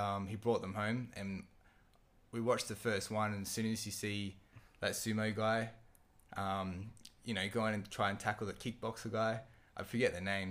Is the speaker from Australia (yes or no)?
yes; Perth, Western Australia, Australia; from Perth